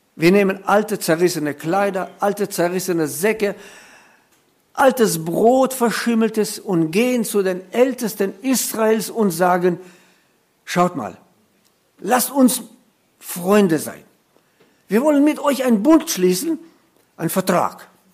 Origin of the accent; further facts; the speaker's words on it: Germany; bei uns in Deutschland